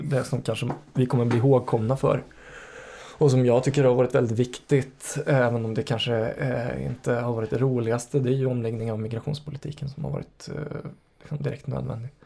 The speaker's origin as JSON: {"language": "Swedish", "town": "Karlstad", "region": "Värmland", "country": "Sweden", "tie": "born or raised there", "moved": "yes", "said": "När du och jag växte upp i Karlstad"}